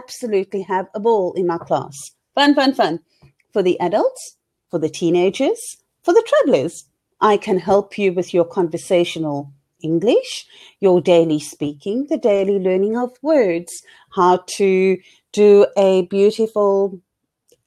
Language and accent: English; Cape Town, Western Cape, South Africa; I am from Cape Town, South Africa